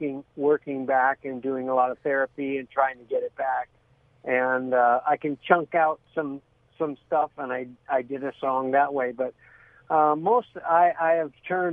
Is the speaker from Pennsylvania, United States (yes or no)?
no; San Gabriel, California, United States; also born or lived in Pasadena; I grew up in Pasadena. I grew up in San Gabriel and went to church